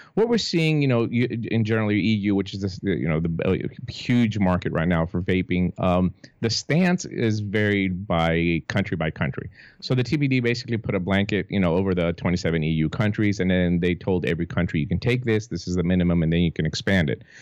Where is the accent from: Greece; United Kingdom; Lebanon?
Greece; now in Tennessee, United States; Greece, which is my home country, obviously it's a small country, but per capita, we have one of the highest smoking rates